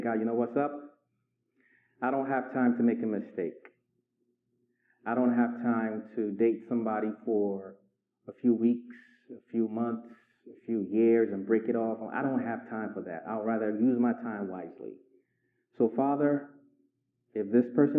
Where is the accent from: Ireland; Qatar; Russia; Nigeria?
Nigeria; moved away as an adult; also born or lived in Inglewood, California / Richmond, Virginia; I was raised in Nigeria for 19 years